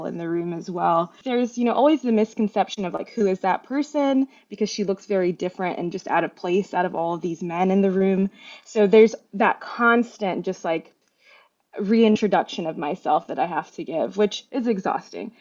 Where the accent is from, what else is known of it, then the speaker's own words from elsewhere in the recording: Mississippi, United States; growing up in Mississippi was another big piece of it, because there weren't any Bangladeshi people really around me.